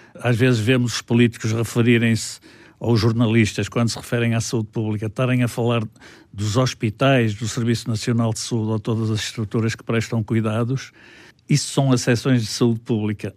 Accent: Porto, Norte, Portugal; also born or lived in Vila Real, Trás-os-Montes; Sou do Porto e comecei a minha vida em Trás-os-Montes

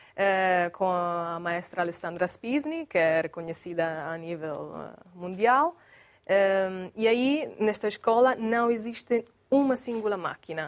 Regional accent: Bologna, Emilia-Romagna, Italy; Portuguese is a second language; now in Portugal; eu sou de Bologna

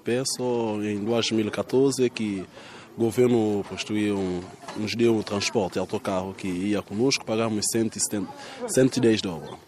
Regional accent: São Tomé & Príncipe; Sou estudante, sou dessa comunidade

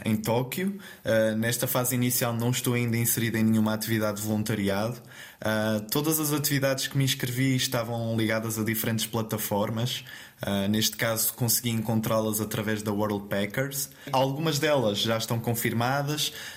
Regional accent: Terceira Island, Azores, Portugal; moved away as an adult; now in Braga, Portugal; eu sou natural então da Ilha Terceira

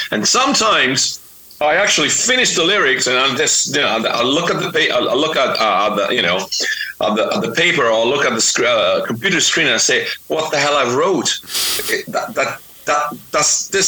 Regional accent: Florence, Tuscany, Italy; accent: Geordie; English is a second language; I was in Florence in my hometown here in Italy

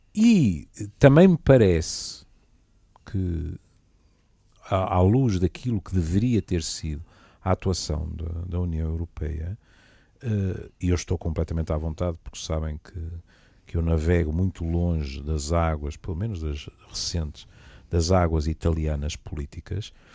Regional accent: Portugal; como bom português

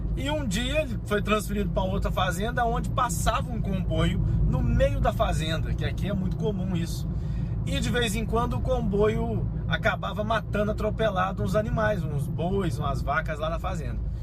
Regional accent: Minas Gerais, Brazil; also born or lived in Rio de Janeiro; now in Portugal; eu fui para Minas Gerais, minha terra

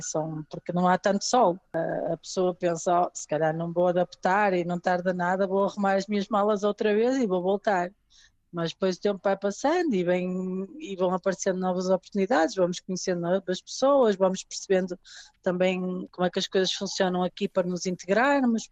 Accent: Portugal; moved away as an adult; now in England, United Kingdom; sou portuguesa

